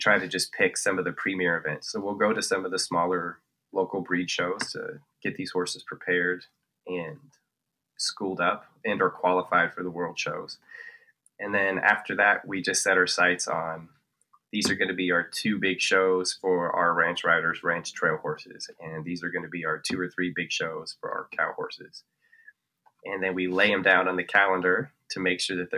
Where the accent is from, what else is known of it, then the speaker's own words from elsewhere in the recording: northern Colorado, United States; we're from Colorado and we're from northern Colorado